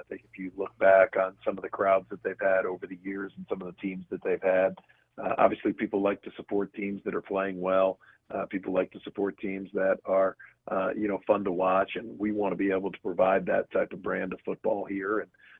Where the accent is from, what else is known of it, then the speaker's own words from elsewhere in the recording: Baltimore, Maryland, United States; born there; You know, I was born in Baltimore, so know the area a little bit.